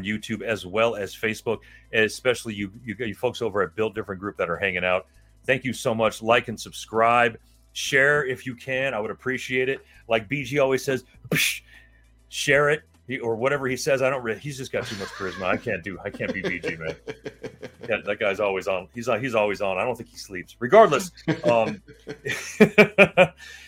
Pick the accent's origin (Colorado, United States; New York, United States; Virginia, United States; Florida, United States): Florida, United States; Miami; We growing up in Miami, Florida, like we did